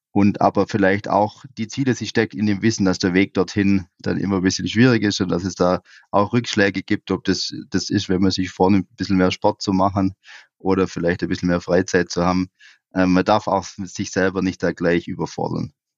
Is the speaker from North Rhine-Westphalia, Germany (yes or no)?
no; Swabian Jura, Baden-Württemberg, Germany; meine Heimat, die, die Schwäbische Alb